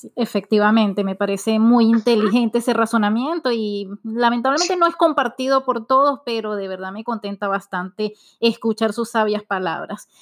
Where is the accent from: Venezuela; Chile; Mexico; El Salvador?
Venezuela; Como buena venezolana